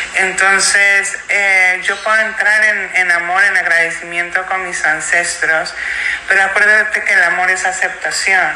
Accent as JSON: {"language": "Spanish", "country": "Mexico", "moved": "yes", "lives_now": "United States", "said": "soy tan mexicana como norteamericana"}